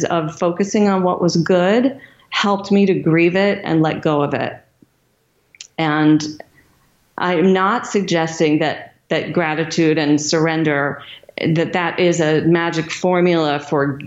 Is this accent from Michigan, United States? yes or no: yes; Michigan, United States; my hometown of Michigan